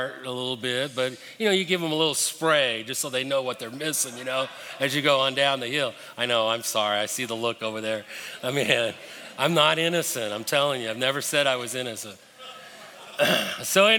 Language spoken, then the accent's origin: English; Denver, Colorado, United States; moved away; also born or lived in Birmingham, Alabama; I was pretty excited growing up in Denver. I had grown up most of my life skiing